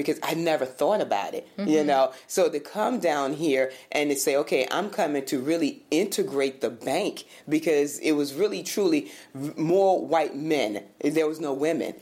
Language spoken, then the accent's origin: English; Virginia, United States; also born or lived in Michigan; now in Florida, United States; growing up in Virginia, small town, going to Michigan, and then even coming here.